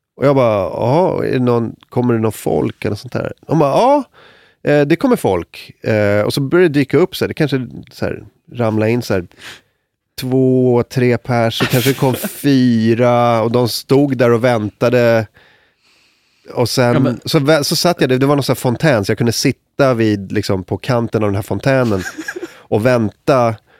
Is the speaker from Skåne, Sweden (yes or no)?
no; Stockholm, Stockholm County, Sweden; så störig stockholmare